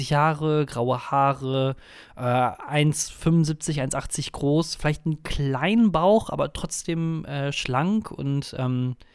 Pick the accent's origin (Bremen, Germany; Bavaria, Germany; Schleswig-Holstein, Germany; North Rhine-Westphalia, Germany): North Rhine-Westphalia, Germany; ich werde in der beide Kommunalwahl in NRW, in meiner Geburtsstadt oder in dem Dorf, in dem ich aufgewachsen bin, La, als Bürgermeister antreten.